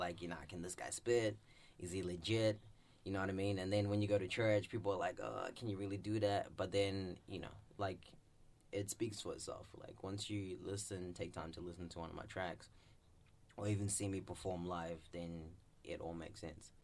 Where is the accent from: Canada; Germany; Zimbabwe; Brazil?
Zimbabwe; I'm from Zimbabwe and I'm proud to be like an African